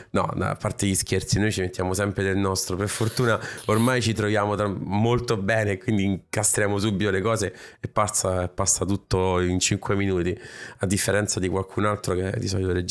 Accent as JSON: {"language": "Italian", "town": "Naples", "region": "Campania", "country": "Italy", "said": "sono napoletano."}